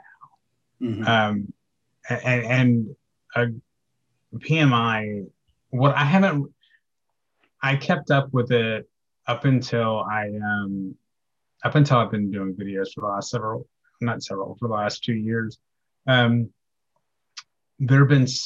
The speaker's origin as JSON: {"language": "English", "region": "Kansas", "country": "United States", "tie": "born or raised there", "moved": "yes", "lives_now": "Texas, United States", "said": "I was born in Kansas"}